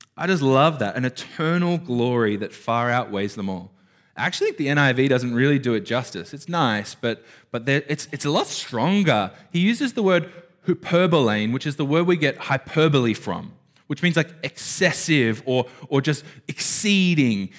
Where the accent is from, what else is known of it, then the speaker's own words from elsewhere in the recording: Australia; I grew up in Burara